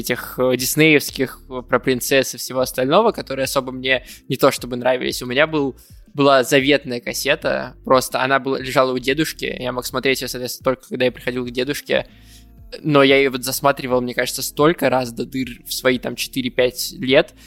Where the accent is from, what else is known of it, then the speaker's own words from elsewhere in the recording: Vladikavkaz, North Ossetia–Alania, Russia; в детстве я вообще родился в Владикавказе